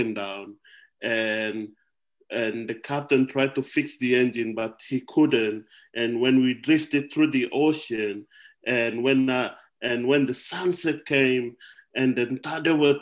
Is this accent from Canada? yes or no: no; Wamena, Highland Papua, Indonesia; now in Australia; in my hometown in Wamena, where I was born and grew up